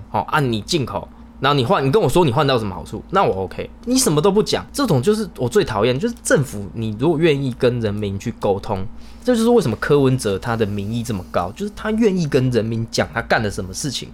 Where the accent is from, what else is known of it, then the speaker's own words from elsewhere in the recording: Taiwan; 我们台湾人不是智障